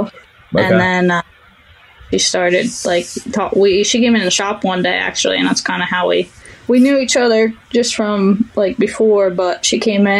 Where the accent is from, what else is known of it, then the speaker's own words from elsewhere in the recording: Pennsylvania, United States; moved away; That's my home state